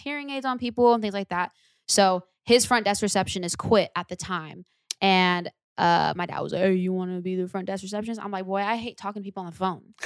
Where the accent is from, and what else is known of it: Lodi, California, United States; born or raised there